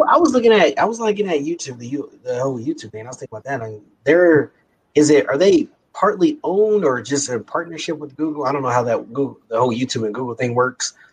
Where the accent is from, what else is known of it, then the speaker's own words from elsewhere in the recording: Kansas City, Missouri, United States; we're both from Kansas City.